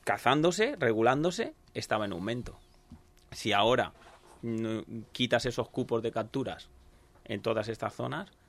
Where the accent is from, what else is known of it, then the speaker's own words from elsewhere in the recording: Villajoyosa, Valencian Community, Spain; donde soy, de venido de Villajoyosa.